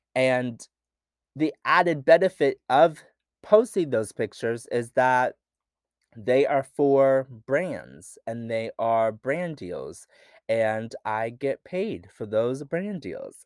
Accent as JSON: {"language": "English", "region": "rural Pennsylvania", "country": "United States", "tie": "born or raised there", "said": "I grew up in Pennsylvania, rural Pennsylvania"}